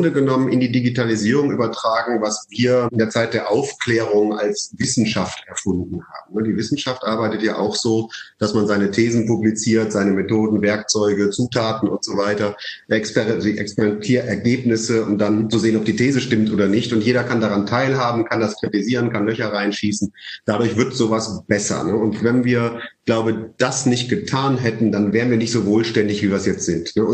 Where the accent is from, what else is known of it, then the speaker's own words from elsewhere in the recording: Leipzig, Saxony, Germany; born there; Nee, also ich bin in Unternehmerfamilien groß geworden. Äh, ich bin zwar in Leipzig geboren, aber selbst dort, mein Urgroßopa hatte eine Maschinenfabrik.